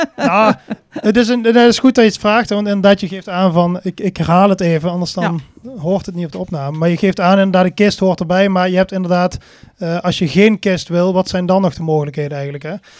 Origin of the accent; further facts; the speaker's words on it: Venray, Limburg, Netherlands; Ik kom uit Venray. Dat is niet zo heel ver hier vandaan.